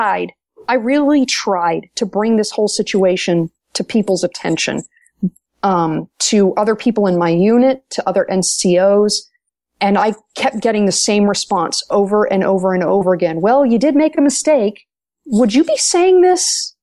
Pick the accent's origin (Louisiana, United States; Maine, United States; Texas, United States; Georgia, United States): Maine, United States; a fellow native New Englander